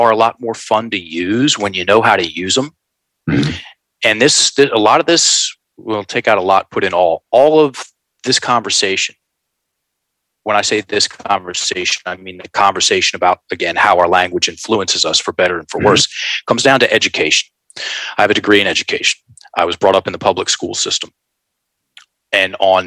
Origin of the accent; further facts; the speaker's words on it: Richmond, Virginia, United States; Richmond, Virginia. Virginia boy, born and raised